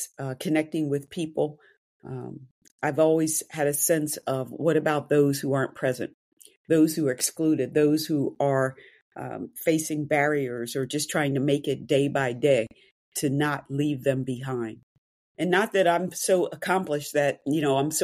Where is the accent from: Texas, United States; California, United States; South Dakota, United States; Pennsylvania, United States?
Pennsylvania, United States; Wayne; I grew up outside of Philadelphia in a low to middle income Black neighborhood surrounded by wealth